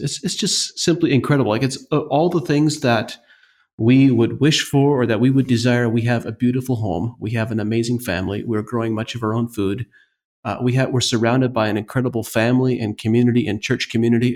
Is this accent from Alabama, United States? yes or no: no; northeastern Ohio, United States; I grew up in the Amish community on a family fruit and vegetable farm.